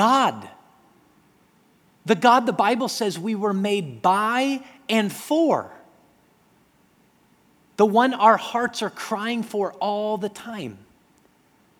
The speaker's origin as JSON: {"language": "English", "town": "Denver", "region": "Colorado", "country": "United States", "tie": "born or raised there", "said": "When I grew up in Denver, Colorado, I grew up in a community where there were a lot of Jewish people"}